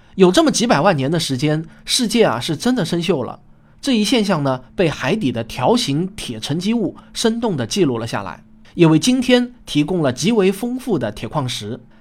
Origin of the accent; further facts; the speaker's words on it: Shaoxing, Zhejiang, China; 我在我的故乡浙江绍兴